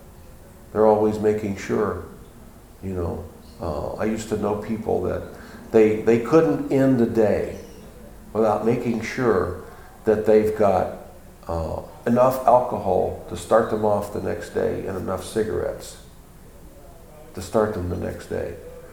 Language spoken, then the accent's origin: English; Texas, United States; I'm from Texas. And you talking bad about the Cowboys?